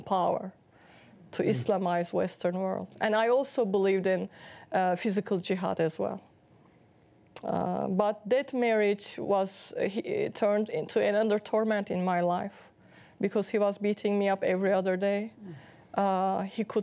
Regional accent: Istanbul, Turkey; English is a second language; moved away as an adult; also born or lived in Boston; I was born in Turkey, Istanbul, Turkey, in a devout Muslim family

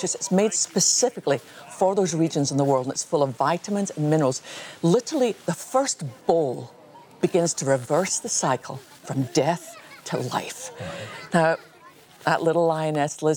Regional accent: Scotland, United Kingdom; I was born in Scotland

